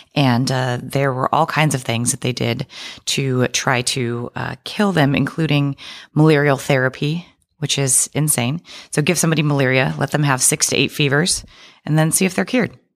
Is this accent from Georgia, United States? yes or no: no; Oregon, United States; moved away as an adult; also born or lived in Boston; I am from Oregon